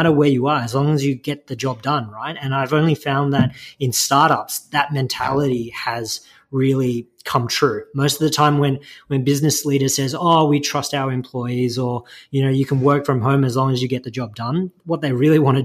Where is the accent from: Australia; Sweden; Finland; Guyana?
Australia; Melbourne, Victoria; also born or lived in China; I was born in China, and I came to Australia when I was about two, down in Melbourne. And I grew up there